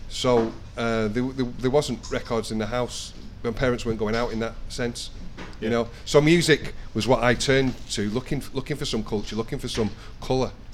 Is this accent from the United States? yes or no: no; Denton, North West England, United Kingdom; I'm from Denton